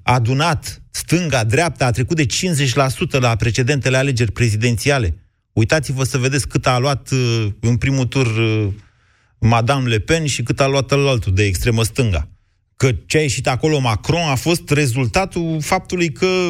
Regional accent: Romania; Noi suntem români

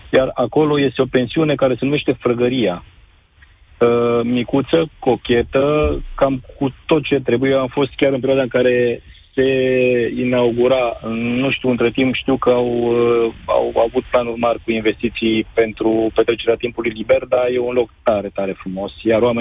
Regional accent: Reșița, Caraș-Severin County, Romania; now in Timișoara, Romania; Sunt din Reșița, dar acum sunt în Timișoara în momentul acesta.

